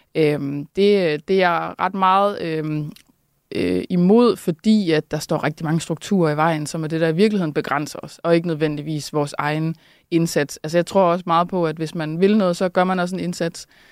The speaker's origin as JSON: {"language": "Danish", "town": "Randers", "region": "Central Denmark Region", "country": "Denmark", "said": "jeg er også fra Randers"}